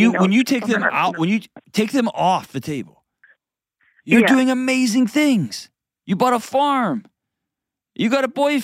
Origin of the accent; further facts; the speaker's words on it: Texas, United States; I grew up in Texas